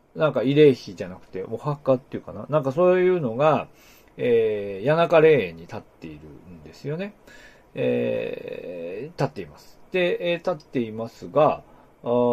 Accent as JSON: {"language": "Japanese", "region": "Aomori", "country": "Japan", "tie": "born or raised there", "also_born_or_lived": "Wakkanai, Hokkaido", "moved": "yes", "lives_now": "Niigata, Japan", "said": "私の地元の青森"}